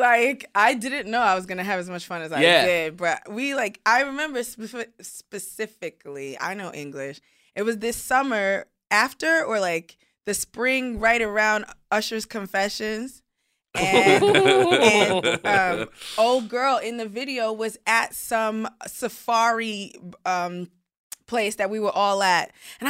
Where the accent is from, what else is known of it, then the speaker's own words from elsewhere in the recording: Nigeria; He's Nigerian. I'm Nigerian. Like, we good.